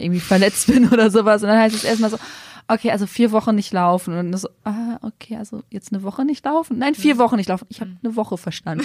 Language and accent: German; Münsterland, North Rhine-Westphalia, Germany; moved away as an adult; also born or lived in Düsseldorf; now in Berlin, Germany; Ich komme äh, ursprünglich aus dem Münsterland, also auch mhm. aus NRW